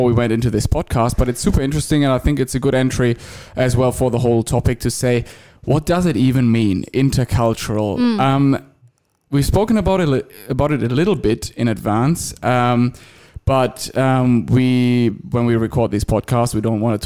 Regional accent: Germany; moved away as an adult; now in Australia; I've spent most of my life, the first 27 years of my life, I think, in Germany

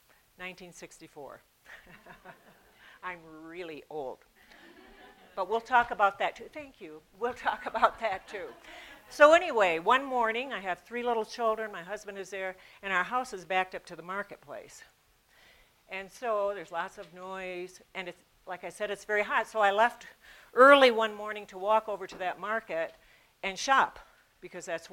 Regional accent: United States; moved away as an adult; also born or lived in Peru; I'm an American woman

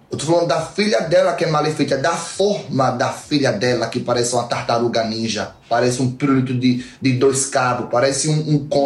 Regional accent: Northeast Region, Brazil; já gravamos aqui a tela você imitando o sotaque da minha mãe, xenofóbica, imitando porque nós somos nordestino, entendeu?

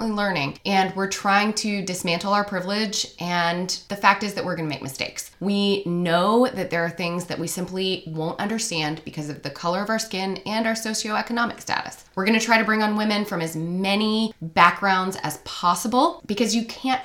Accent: East Coast, United States; growing up on the East Coast in very conservative Christian circles

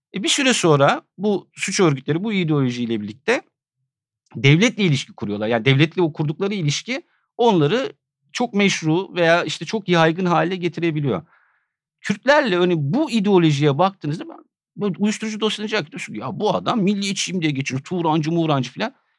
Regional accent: Edirne, Turkey; Ben Edirne'de büyüdüm yani. Küçücük bir kent burası.

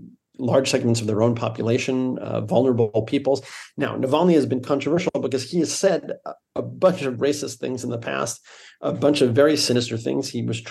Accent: New York, United States; also born or lived in Moscow, Russia; I'm from New York

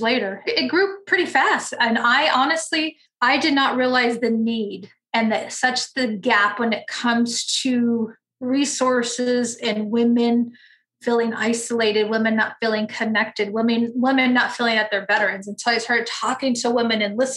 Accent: California, United States; I'm from California, and being stationed on the East Coast kind of wasn't my thing. And I was looking for opportunity to come back to San Diego

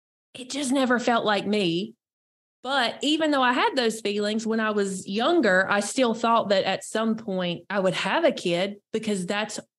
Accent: North Carolina, United States; I'm born and raised in North Carolina

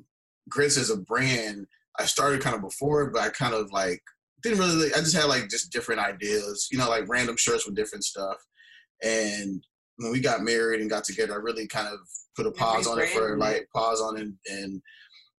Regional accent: Houston, Texas, United States; I'm born and raised in Houston, Texas.

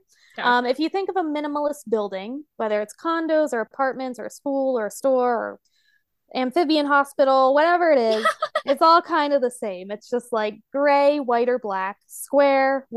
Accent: United States; I'm an American and that's all I know

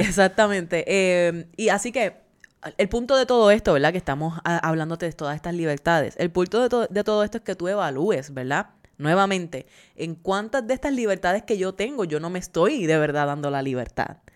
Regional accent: Puerto Rico; now in United States; somos puertorriqueños y seguimos teniendo la ciudadanía

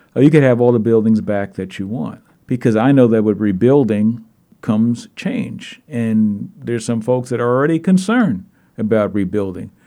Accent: New York City, New York, United States; also born or lived in Minneapolis suburb, Minnesota; now in Minneapolis area, United States; I'm from Brooklyn, New York. I remember the riots, sixty-eight

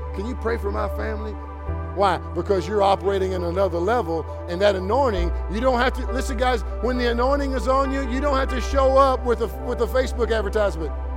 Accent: Kentucky, United States; I'm from Kentucky

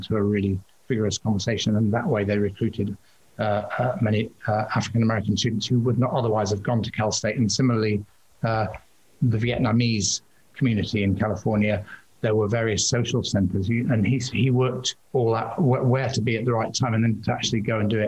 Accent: Liverpool, North West England, United Kingdom; moved away; my hometown of Liverpool

